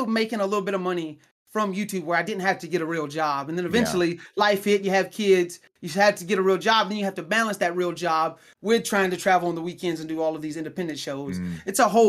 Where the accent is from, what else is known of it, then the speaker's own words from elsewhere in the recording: Alabama, United States; now in Oklahoma, United States; My hometown is in Alabama, so I would drive from Oklahoma to Alabama, and that's 11 hours back and forth.